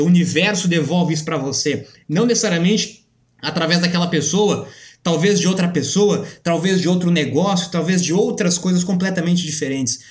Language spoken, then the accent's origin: Portuguese; Brazil; nós, como brasileiros